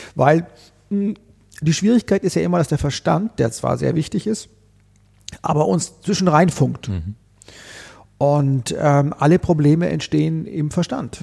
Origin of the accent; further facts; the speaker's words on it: Konstanz, Baden-Württemberg, Germany; moved away as an adult; also born or lived in Vienna; now in Berlin, Germany; ich komme ja ursprünglich aus Konstanz am Bodensee mhm. und äh, die, mein Umfeld, in dem ich groß geworden bin